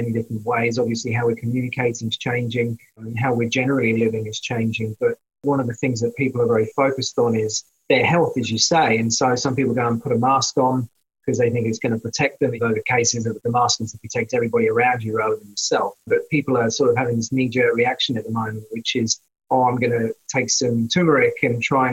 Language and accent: English; Noosa Heads, Queensland, Australia; from Noosa Heads, which is my hometown